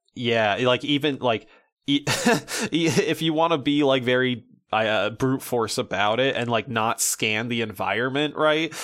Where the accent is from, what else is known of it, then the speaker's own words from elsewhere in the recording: United States; as a American man